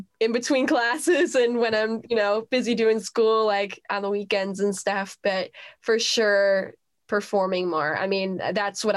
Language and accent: English; Cleveland, Ohio, United States; moved away as an adult; now in Nashville, United States; go back to Cleveland, do more gigs there with, you know, my hometown